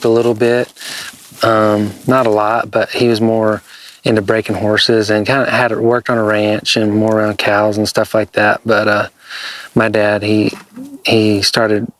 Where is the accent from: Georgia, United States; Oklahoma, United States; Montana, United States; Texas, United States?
Oklahoma, United States; Jay; I'm from Jay, Oklahoma